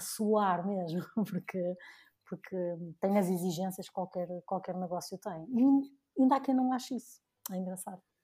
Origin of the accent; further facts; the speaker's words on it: Porto, Norte, Portugal; also born or lived in Dubai; voltei aqui para a minha terra natal, né? voltei aqui para o Porto